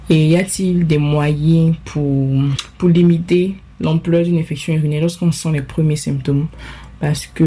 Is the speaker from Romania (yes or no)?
no; Côte d’Ivoire; très grande fan de votre émission au passage. J'ai 23 ans et je suis originaire de la Côte d'Ivoire.